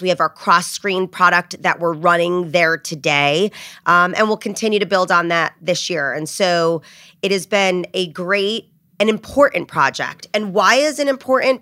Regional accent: New Jersey, United States; also born or lived in Rhode Island; I grew up in New Jersey. I'm a Jersey girl

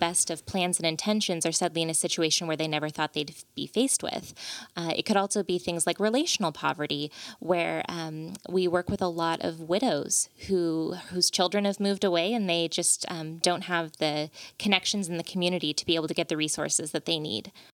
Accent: Veneta, Oregon, United States; also born or lived in Monterey, California; I grew up in Veneta, so very close to here

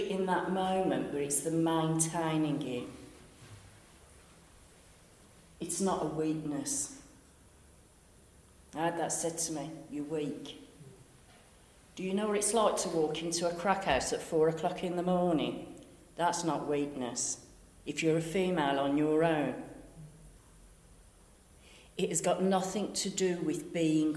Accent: Birmingham, West Midlands, United Kingdom; moved away as an adult; also born or lived in Western; as you can tell from my dulcet tones, I'm from Birmingham

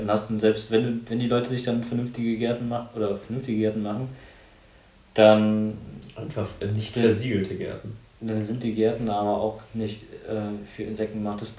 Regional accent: Mönchengladbach, North Rhine-Westphalia, Germany; now in Bonn, Germany; das ist ja meine Heimatstadt.

